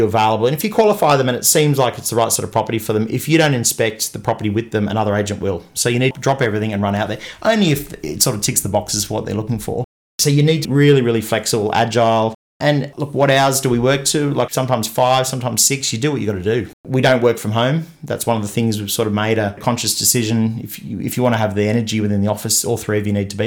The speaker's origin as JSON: {"language": "English", "town": "Newport", "region": "New South Wales", "country": "Australia", "tie": "born or raised there", "said": "I grew up in Newport"}